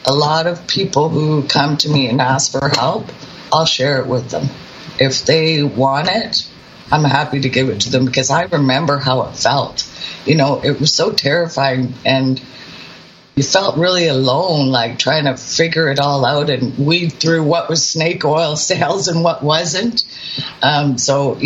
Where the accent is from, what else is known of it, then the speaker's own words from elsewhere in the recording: British Columbia, Canada; I'm from British Columbia